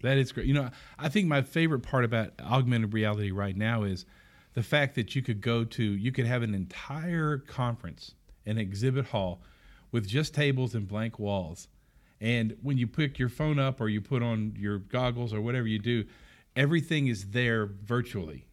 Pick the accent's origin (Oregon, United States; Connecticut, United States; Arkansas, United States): Arkansas, United States; we're from Arkansas